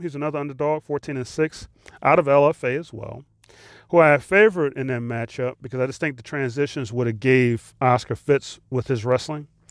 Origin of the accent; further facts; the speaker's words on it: United States; I'm American